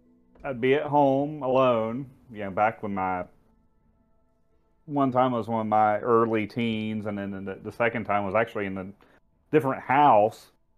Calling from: Hurricane, Utah, United States; I'm calling from the great town of Hurricane.

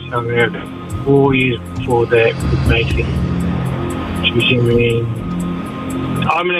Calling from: Auckland, New Zealand; I'm just calling from Auckland, mate.

